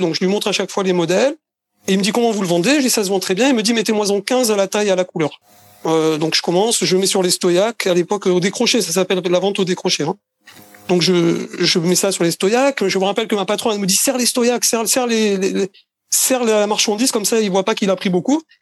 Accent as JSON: {"language": "French", "town": "Marseille", "region": "Provence-Alpes-Côte d'Azur", "country": "France", "tie": "born or raised there", "also_born_or_lived": "Paris region", "moved": "yes", "lives_now": "Israel", "said": "Je suis né à Marseille. J'ai habité 10 ans en région parisienne. Euh, et, maintenant, j'habite en Israël."}